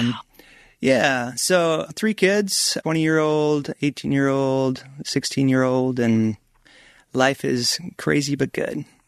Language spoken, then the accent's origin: English; Minnesota, United States; moved away as an adult; also born or lived in Colorado Springs, Colorado / Flagstaff, Arizona; I grew up in Minnesota